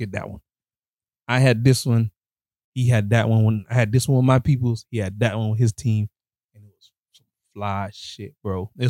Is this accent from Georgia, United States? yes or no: no; Miami, Florida, United States; I am from Miami, bro.